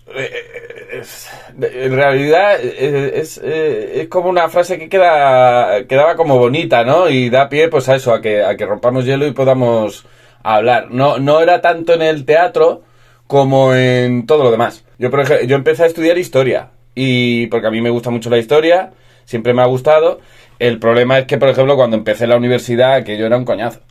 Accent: Almansa, Castilla-La Mancha, Spain; moved away as an adult; also born or lived in Alicante; yo soy de Albacete

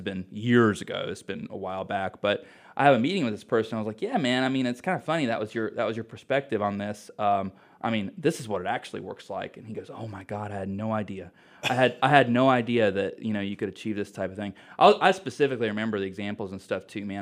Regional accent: Mooresville, North Carolina, United States; I'm from Mooresville

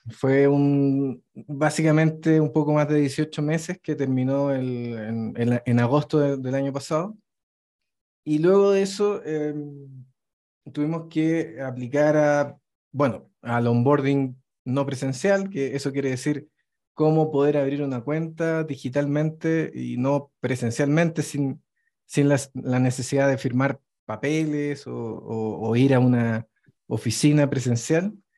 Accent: Chile; moved away as an adult; now in Mexico City, Mexico; estoy viviendo actualmente en Ciudad de México, pero vengo de Chile

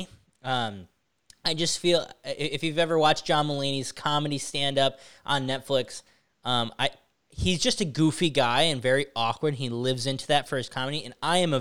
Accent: Syracuse, New York, United States; I born and raised in Syracuse, New York

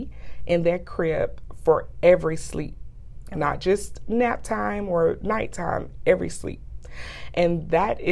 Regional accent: Valdosta, Georgia, United States; moved away as an adult; now in Polk County, Florida, United States; I am originally from Valdosta, Georgia

